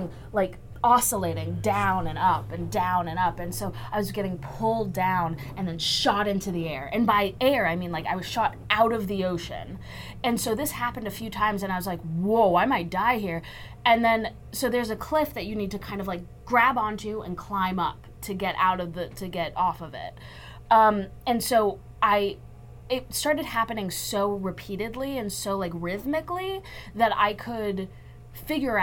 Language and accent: English; Texas, United States; I'm from Texas